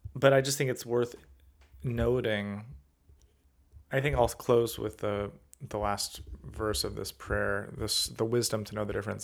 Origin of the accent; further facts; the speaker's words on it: California, United States; being a Californian